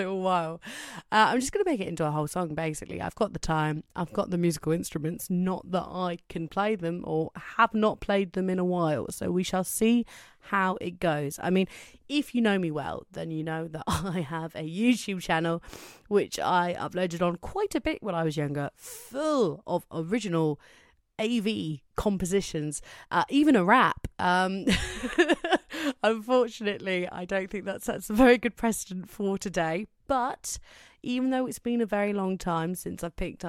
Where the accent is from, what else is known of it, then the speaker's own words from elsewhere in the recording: Cornwall, South West England, United Kingdom; I'm from Cornwall in England